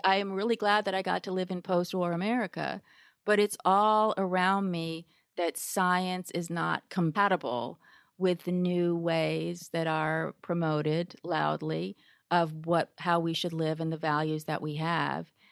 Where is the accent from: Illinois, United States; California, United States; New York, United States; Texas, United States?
California, United States; Berkeley; I grew up in Berkeley.